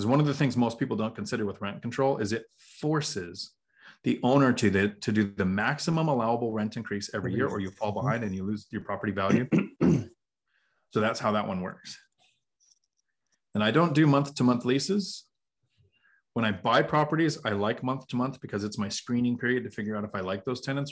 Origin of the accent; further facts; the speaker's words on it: Washington, United States; I'm from Washington